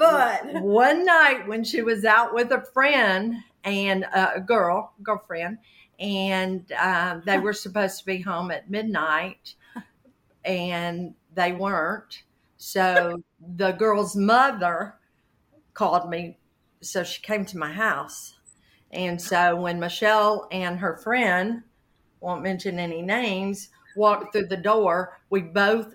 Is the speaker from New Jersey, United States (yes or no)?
no; Birmingham, Alabama, United States; accent: southern; I was born and raised in Birmingham, Alabama